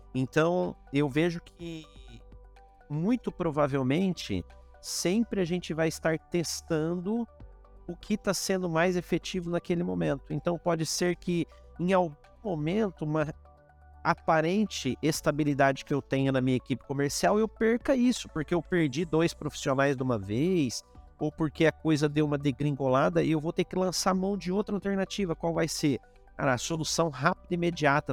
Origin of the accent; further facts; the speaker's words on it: interior of São Paulo, Brazil; eu sou do interior de São Paulo